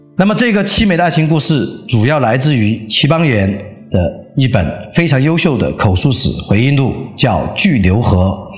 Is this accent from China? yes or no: yes; Leshan, Sichuan, China; 四川乐山，嗯，我的故乡